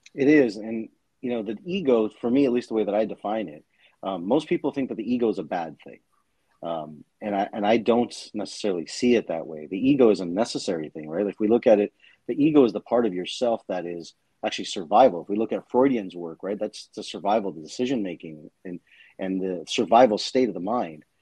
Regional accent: Toronto, Ontario, Canada; I grew up in the in Toronto, Canada, in an East Indian family

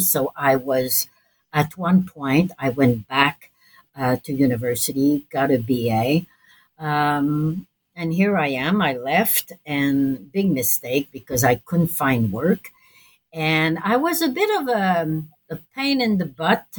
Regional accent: Montreal, Quebec, Canada; I'm from Montreal

